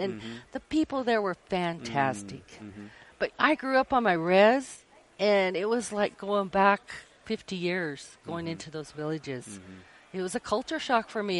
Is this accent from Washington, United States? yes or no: yes; Spokane Indian Reservation, Washington, United States; I grew up on the Spokane Indian Reservation, and I'm a tribal member